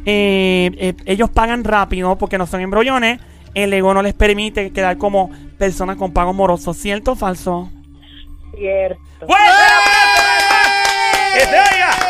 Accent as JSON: {"language": "Spanish", "town": "San Lorenzo", "country": "Puerto Rico", "said": "Yo soy de San Lorenzo"}